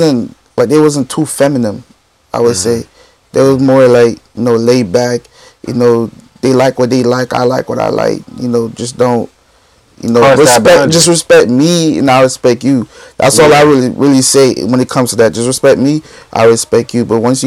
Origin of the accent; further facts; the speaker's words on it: Jamaica; I'm Jamaican too